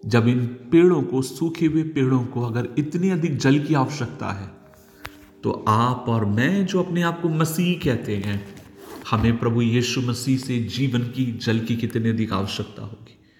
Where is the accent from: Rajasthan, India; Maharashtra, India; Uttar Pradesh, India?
Maharashtra, India; Nagpur; moved away as an adult; now in Pathankot, India; मैं शहर का रहने वाला हूँ नागपुर शहर में महाराष्ट्र में बड़ा पला हूँ